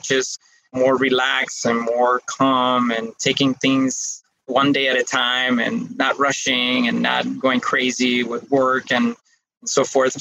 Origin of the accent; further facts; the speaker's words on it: Costa Rica; moved away as an adult; also born or lived in Geneva, Switzerland; I am Costa Rica, even though I wasn't born here. I was born in Switzerland in Geneva. I live most of my life here in Costa Rica, and most of my family are from here.